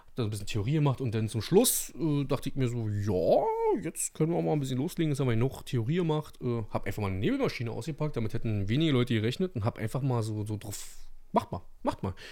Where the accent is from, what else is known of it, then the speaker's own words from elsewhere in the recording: Brandenburg, Germany; hier bei uns in Brandenburg